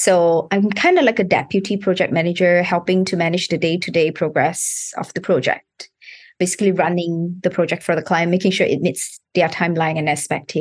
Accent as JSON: {"language": "English", "country": "Malaysia", "tie": "born or raised there", "moved": "as an adult", "lives_now": "Singapore", "said": "I was born in Malaysia"}